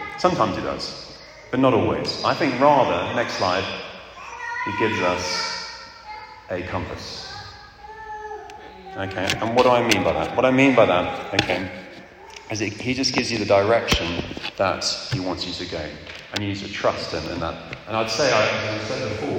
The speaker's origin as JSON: {"language": "English", "region": "England", "country": "United Kingdom", "also_born_or_lived": "Zimbabwe", "moved": "yes", "said": "I'm English"}